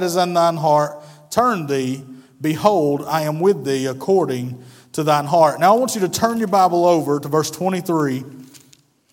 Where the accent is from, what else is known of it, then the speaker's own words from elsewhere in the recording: North Georgia, United States; I'm from North Georgia